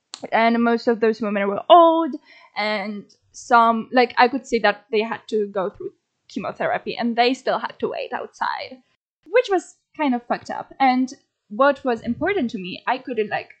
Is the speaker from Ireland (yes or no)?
no; Toruń, Kuyavian-Pomeranian Voivodeship, Poland; I had to like come back to my hometown, because that's where my insurance is, like stuff like that. So, and my mom wanted like to be there for me. So I went to Toruń, because I'm from Toruń